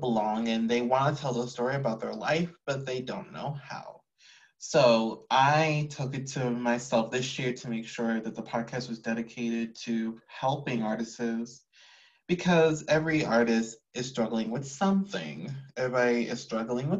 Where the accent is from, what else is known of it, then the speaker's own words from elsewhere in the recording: Houston, Texas, United States; I'm from H-Town, from Houston